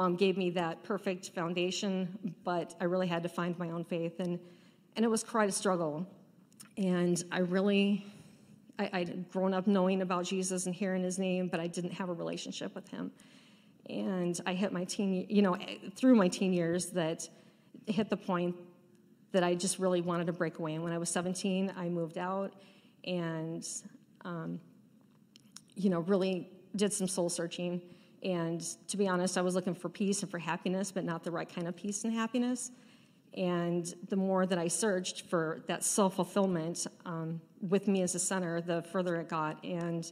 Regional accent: Pacific Northwest, United States; We grew up in the Pacific Northwest in the Valley of the Mountains and had a really awesome childhood

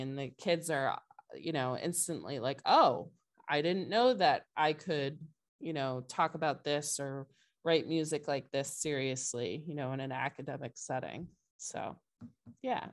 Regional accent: Brewster, Massachusetts, United States; I grew up in Brewster, which is a little bit further out on the Cape

